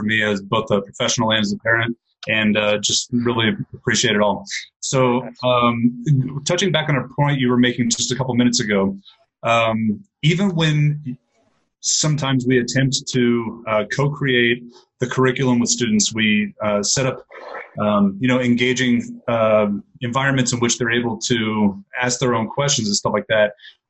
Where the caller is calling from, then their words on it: Bogotá, Colombia; I'm calling here from Bogota, Colombia right now.